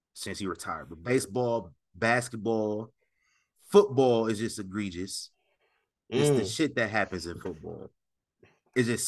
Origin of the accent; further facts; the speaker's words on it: Omaha, Nebraska, United States; I'm from Omaha, Nebraska